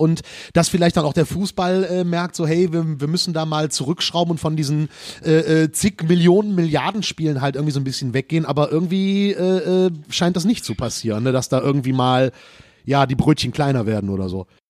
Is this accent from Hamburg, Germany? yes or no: no; Mettmann district, North Rhine-Westphalia, Germany; wir haben im Kreis Mettmann ein eigenes Impfzentrum. Ah, okay. Äh, tatsächlich auch in meiner Heimatstadt